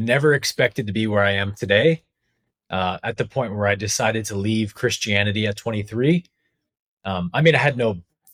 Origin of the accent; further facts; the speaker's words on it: San Jose, California, United States; a church in my hometown in San Jose